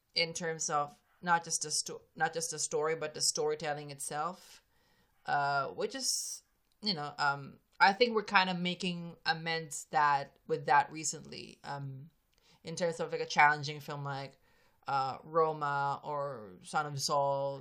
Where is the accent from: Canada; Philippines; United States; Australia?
Philippines; I'm a Filipino